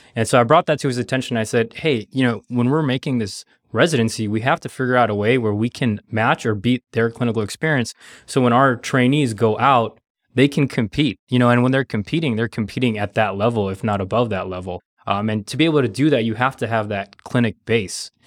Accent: Los Angeles, California, United States; also born or lived in New Orleans; I'm a L A native. I grew up here in Southern California

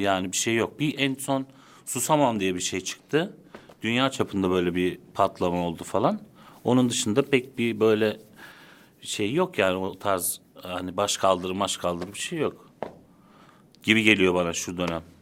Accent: Istanbul, Turkey; also born or lived in Konya / Netherlands / Çatalca; Zeytinburnu'nda büyüdüm, liseye kadar.

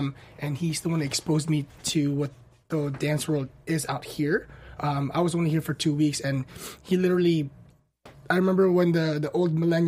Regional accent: Guam; moved away as an adult; now in Los Angeles, United States; So I grew up in Guam. I was there when I was 10, and then I moved to LA when I was 19.

